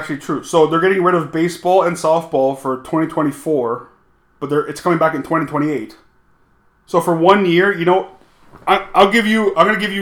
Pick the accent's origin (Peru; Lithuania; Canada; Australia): Canada; being Canadian